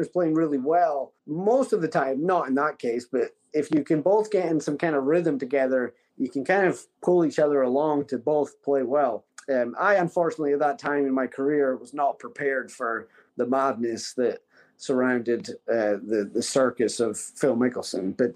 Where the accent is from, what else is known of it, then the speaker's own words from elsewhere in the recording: Scotland, United Kingdom; my home country of Scotland